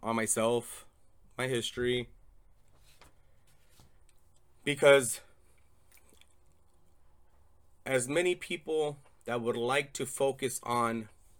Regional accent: Torrance, California, United States; born there; I'm a 36-year-old gay Latino male. I was born in Torrance Memorial Hospital in California

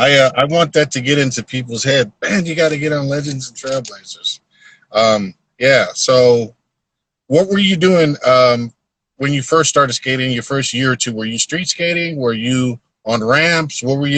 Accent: San Diego, California, United States; also born or lived in New York; Well, yeah, I grew up in New York, but once I turned 9, I went to Southern California, San Diego.

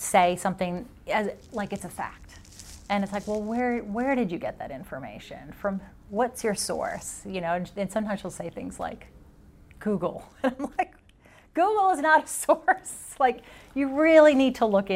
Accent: Iran; moved away; I'm from Iran

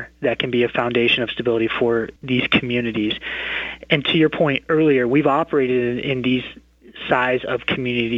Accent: Boone, Iowa, United States; I was born and raised in Boone

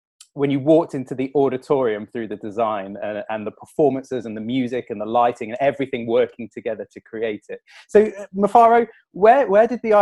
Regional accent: Nottingham, East Midlands, United Kingdom; I'm from Nottingham

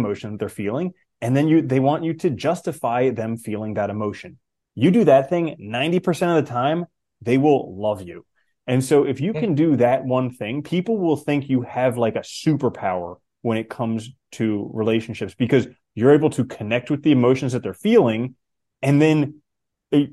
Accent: United States; growing up in America

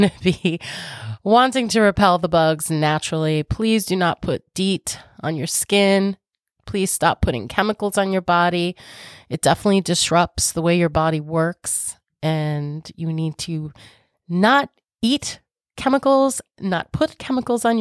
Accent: Long Island, New York, United States; I'm from New York, so Long Island, actually. So if you're local to me, you know, I do have a holistic spa.

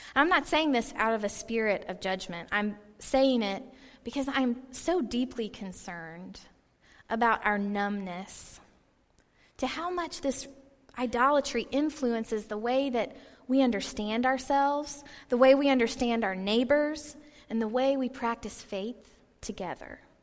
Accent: Georgia, United States; I lived in Georgia, I grew up in Georgia

